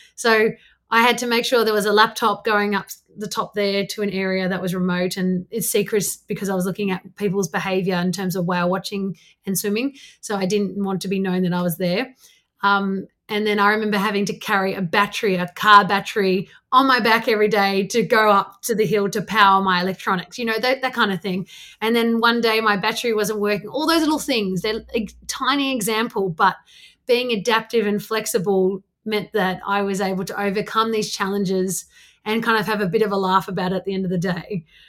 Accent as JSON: {"language": "English", "town": "Canberra", "region": "Australian Capital Territory", "country": "Australia", "tie": "born or raised there", "said": "I grew up in Canberra outside on a farm"}